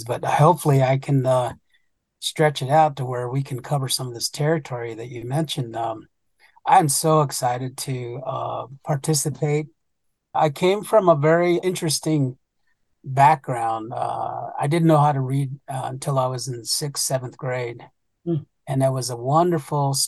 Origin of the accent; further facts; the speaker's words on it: United States; first language Navajo; English is a second language; that's where I learned the Dene language. And I'm from the Jatlashe clan